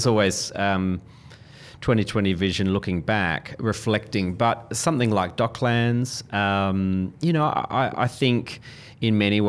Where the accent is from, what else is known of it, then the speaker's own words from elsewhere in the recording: Adelaide, South Australia, Australia; now in Melbourne, Australia; And I'm not a Melbournean. I grew up in Adelaide, live in Melbourne now.